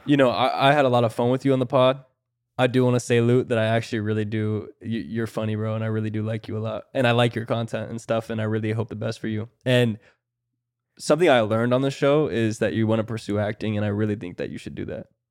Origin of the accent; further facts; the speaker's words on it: Florida, United States; I'm from Florida